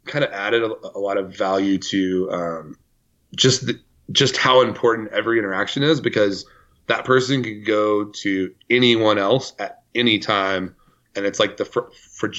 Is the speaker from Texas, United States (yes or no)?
yes; Decatur, Texas, United States; I'm from Decatur, Texas.